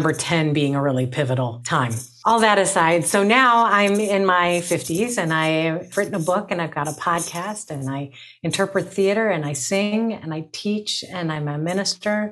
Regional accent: Cleveland, Ohio, United States; born and raised in Cleveland, Ohio

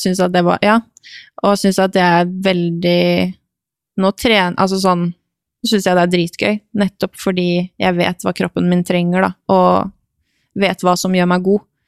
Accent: Norway; moved away as an adult; also born or lived in Romania / Hungary; jeg var norsk

